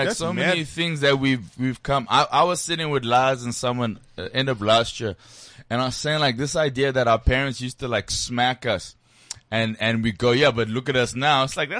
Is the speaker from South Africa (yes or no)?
yes; Johannesburg, Gauteng, South Africa; I'm from Joburg.